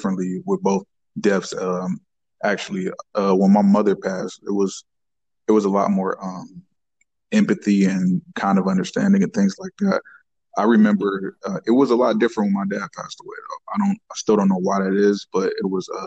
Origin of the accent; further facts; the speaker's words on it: Warren, Ohio, United States; I'm from Warren, Ohio, and I'm a professional barber shop owner